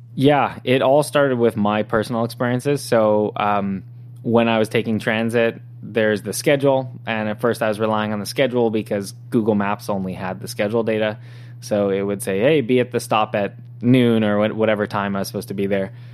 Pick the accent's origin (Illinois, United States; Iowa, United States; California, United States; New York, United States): California, United States; San Diego; moved away as an adult; now in San Francisco, United States; I was born and raised in San Diego, uh, so Southern California.